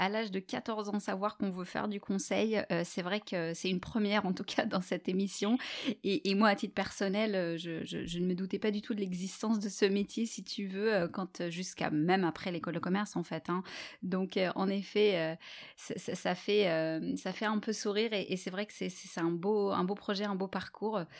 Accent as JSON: {"language": "French", "town": "Bordeaux", "region": "Nouvelle-Aquitaine", "country": "France", "tie": "born or raised there", "also_born_or_lived": "Marseille / Germany", "moved": "as an adult", "lives_now": "Luxembourg", "said": "je suis née à Bordeaux"}